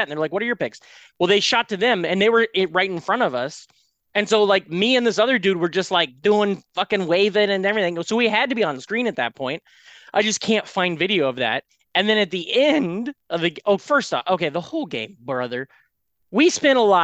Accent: Iowa, United States; moved away; I was from Iowa

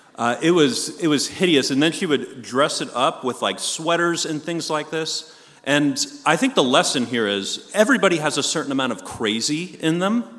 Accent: Long Island, New York, United States; moved away; I'm from Long Island, New York originally

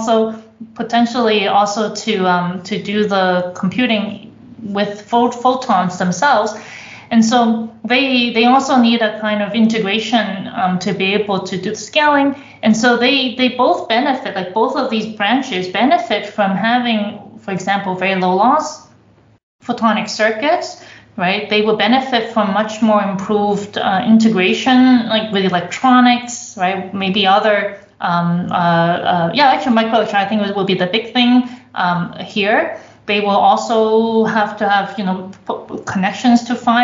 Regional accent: Canada; also born or lived in Toronto; now in Germany; I come from Canada.

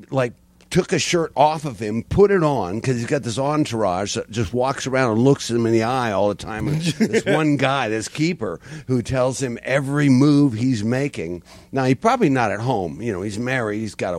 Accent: Seattle, Washington, United States; The West Coast, Seattle.

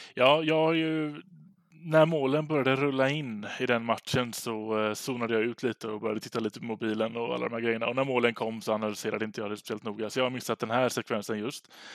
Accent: Gothenburg, Västra Götaland, Sweden; så sitter jag här i, som göteborgare

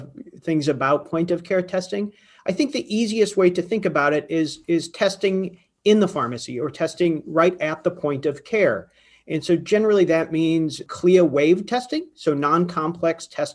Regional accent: Nebraska, United States; I'm from Nebraska, and we have a huge rural population

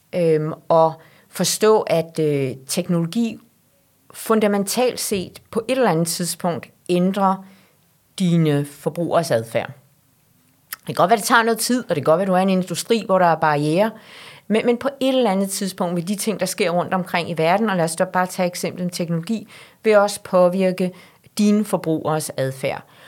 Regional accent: Denmark; os som danskere

